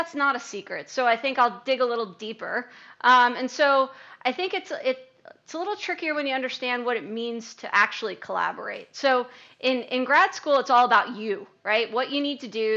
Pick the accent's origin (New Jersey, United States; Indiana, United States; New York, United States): New Jersey, United States; Colonia; I grew up in Colonia, New Jersey, a stone's throw away from Merck's Rahway